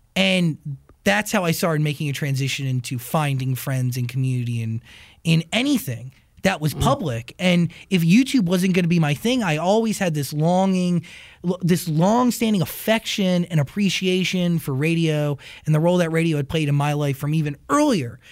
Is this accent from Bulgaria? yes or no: no; United States; I grew up right outside of Manhattan. I grew mm-hmm. up 25 miles outside of it